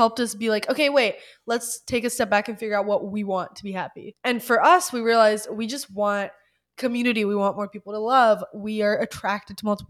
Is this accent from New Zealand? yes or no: no; Ukraine; moved away; I'm originally from Ukraine